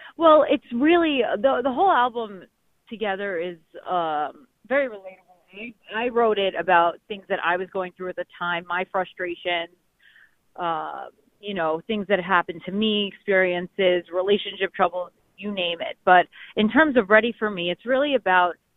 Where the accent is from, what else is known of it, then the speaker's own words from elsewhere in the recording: New York City, New York, United States; also born or lived in North Jersey; I'm actually from Manhattan. I'm from New York okay. City, born there